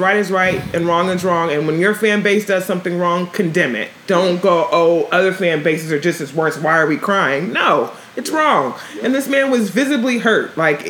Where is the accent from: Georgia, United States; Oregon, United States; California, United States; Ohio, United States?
California, United States; Los Angeles; now in Bay Area, United States; I'm from Los Angeles